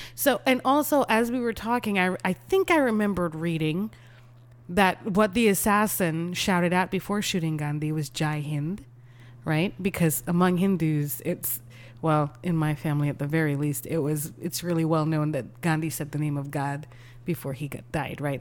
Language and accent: English; Texas, United States; as a Texan